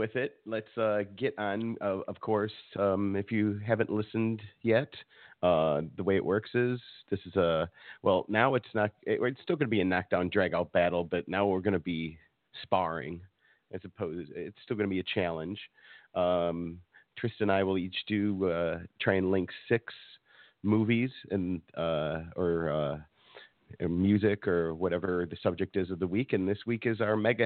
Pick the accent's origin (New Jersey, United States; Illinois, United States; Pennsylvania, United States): Illinois, United States; Chicago; The only tradition we had growing up in Chicago was going down to what's now, unfortunately, Macy's.